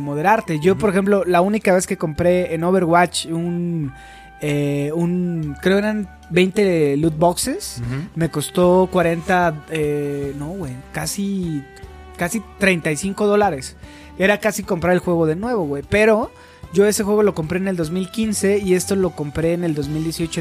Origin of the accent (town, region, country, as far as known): Mexico